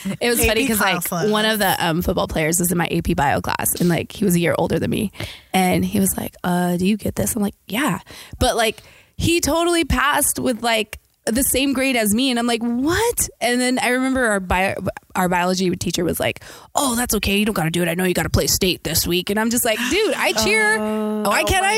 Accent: eastern Washington State, United States; I grew up in Washington State, eastern side of Washington

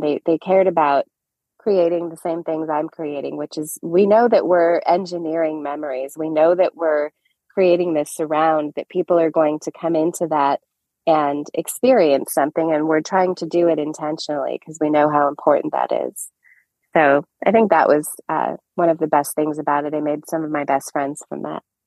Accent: Orange, California, United States; also born or lived in Anaheim Hills, California; I am a California native. I'm actually an Orange County native. I grew up in Orange and then Anaheim Hills

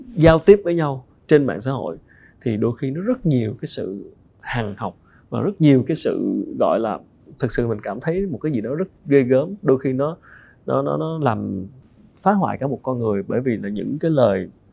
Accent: Vietnam; người Việt Nam mình

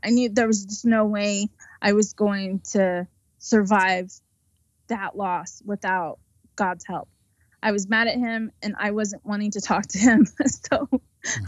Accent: United States

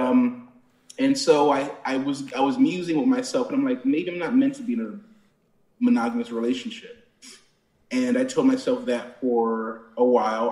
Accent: Plainfield, New Jersey, United States; I'm from a, a, a little town called Plainfield

